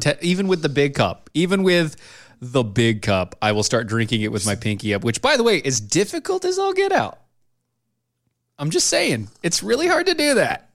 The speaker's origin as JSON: {"language": "English", "country": "United States", "said": "I'm an American."}